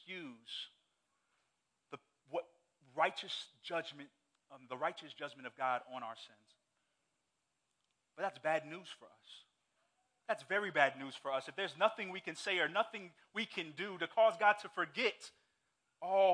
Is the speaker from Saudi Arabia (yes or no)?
yes; Saudi Arabia; moved away; growing up in Saudi Arabia